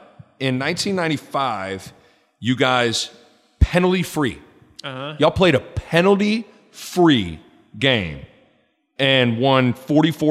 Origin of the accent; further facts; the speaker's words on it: Lincoln, Nebraska, United States; growing up in Lincoln